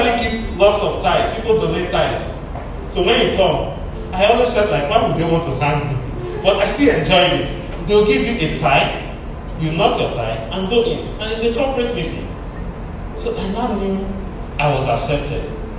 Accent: Delta, Nigeria; I was coming from Abo in Delta State

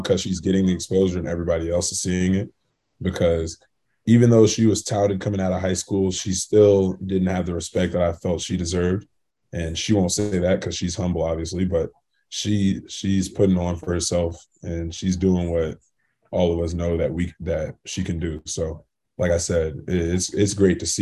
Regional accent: The Colony, Texas, United States; moved away as an adult; growing up in Texas

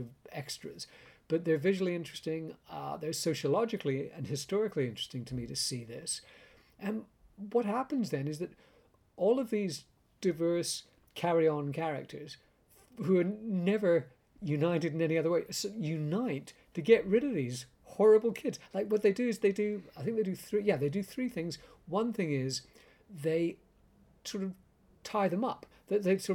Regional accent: Canada; I grew up in Canada with British-Canadian parents

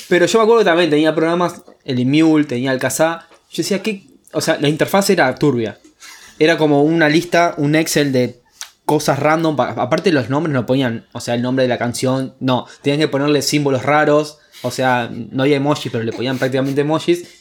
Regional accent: Entre Ríos, Argentina; yo soy de Entre Ríos y en el 2001 no teníamos luz. O sea, no tuvimos hasta el 2006. El 2006 llegó el telégrafo allá.

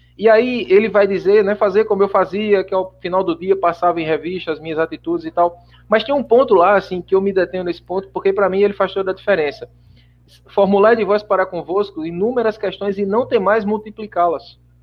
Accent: João Pessoa, Paraíba, Brazil; eu nasci aqui em João Pessoa mesmo

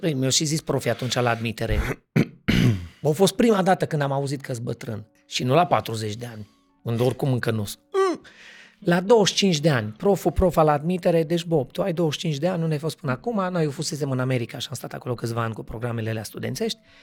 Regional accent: Cluj-Napoca, Cluj County, Romania; sunt actor din Cluj, născut, crescut, familie tot

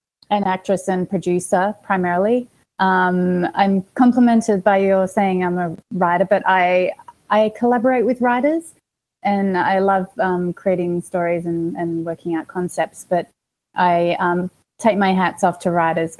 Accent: Australia; moved away as an adult; now in Los Angeles, United States; I've got an accent. Did I say I'm from Australia? I'm from Australia

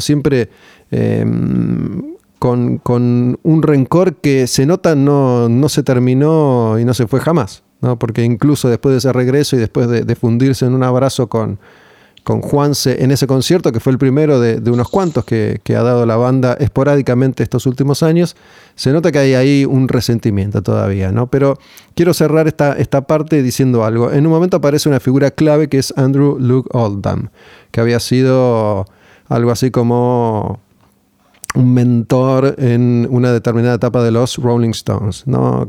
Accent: Argentina; como somos nosotros los argentinos

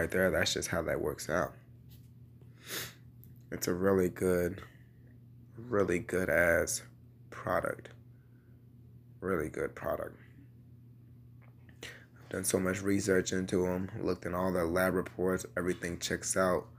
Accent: Louisville, Kentucky, United States; my home state of Kentucky. Louisville, Kentucky to be exact.

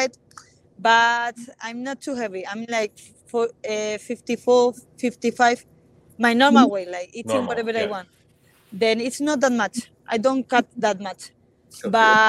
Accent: Spain; also born or lived in Chile; I grew up in Spain my whole life. Like, I come here like, with 4 years, but I never been in Chile

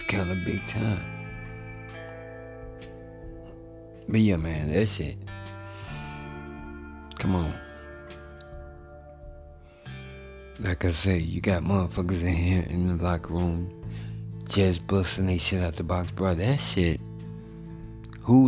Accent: Louisiana, United States; also born or lived in Monroe, Louisiana; now in Texas, United States; I'm from Louisiana

